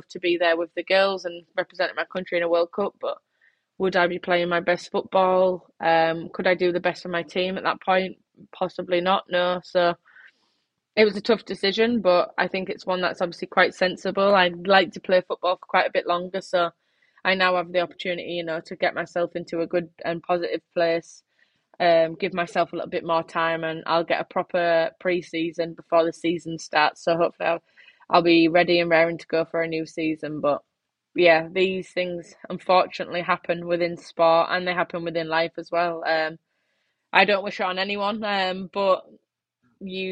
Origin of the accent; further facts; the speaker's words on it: England, United Kingdom; my home country